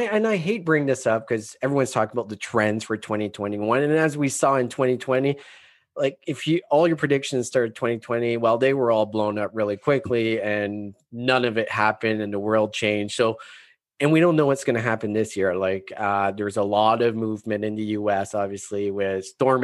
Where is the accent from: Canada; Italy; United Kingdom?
Canada; we're Canadian